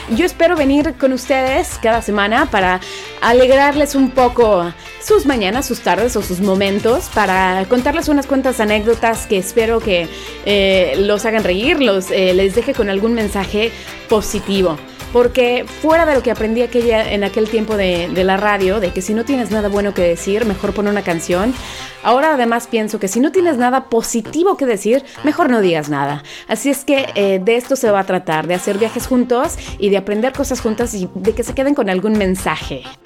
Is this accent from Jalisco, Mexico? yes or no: no; Veracruz, Mexico; also born or lived in Mexico City / Coatzacoalcos; Nací en la Ciudad de México, pero muy pequeña me fui al puerto de Veracruz, por lo cual me denomino como jarocha y también chilanga.